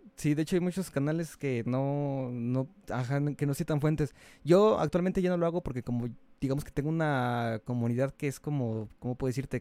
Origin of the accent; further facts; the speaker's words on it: Mexico; soy mexicano